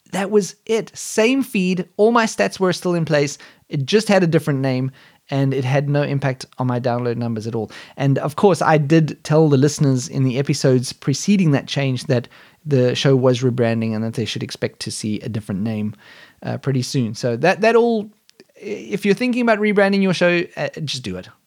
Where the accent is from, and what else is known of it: South Africa; born or raised there; now in Germany